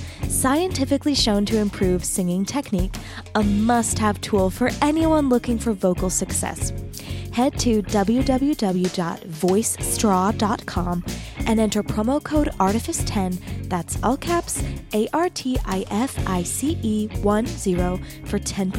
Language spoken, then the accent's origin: English; Arizona, United States; also born or lived in Texas / Utah; I grew up in Arizona and then lived in Texas and then Utah.